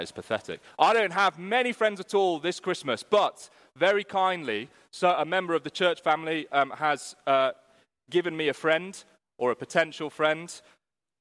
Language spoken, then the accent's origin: English; United Kingdom; we're British